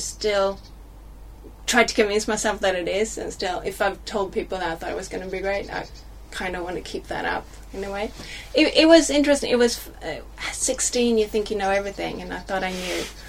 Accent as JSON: {"language": "English", "country": "Sweden", "tie": "born or raised there", "also_born_or_lived": "United States", "first_language": "Swedish", "second_language": "English", "moved": "as an adult", "lives_now": "United Kingdom", "said": "I was 10 when I started learning English in school in Sweden"}